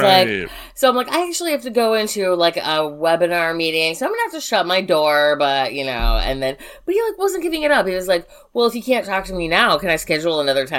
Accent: Chicago, Illinois, United States; we grew up in Chicago.

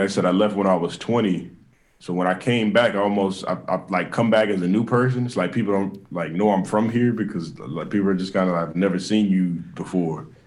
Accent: Kansas City, United States; also born or lived in Atlanta; I want to have, you know, fan base here at home.

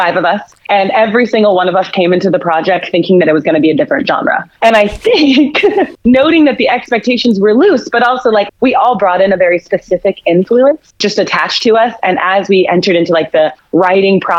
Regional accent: Phoenix, Arizona, United States; moved away as an adult; now in Kansas City, United States; I've been in Kansas City for about 8 years, but I am originally from Phoenix, Arizona

